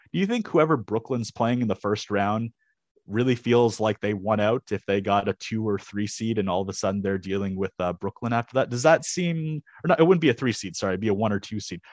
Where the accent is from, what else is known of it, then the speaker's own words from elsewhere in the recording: Canada; as a Canadian